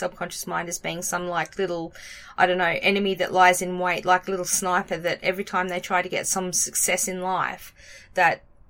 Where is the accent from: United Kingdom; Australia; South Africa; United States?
Australia; I'm Australian